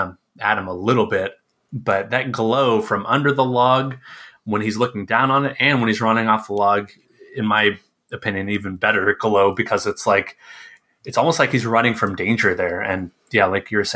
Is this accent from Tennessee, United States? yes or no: yes; Tennessee, United States; I grew up in the South in Tennessee